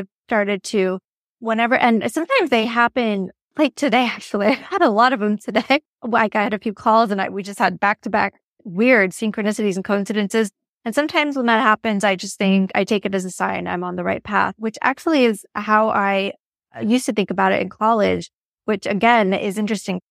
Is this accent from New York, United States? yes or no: no; Los Angeles, California, United States; I'm from Los Angeles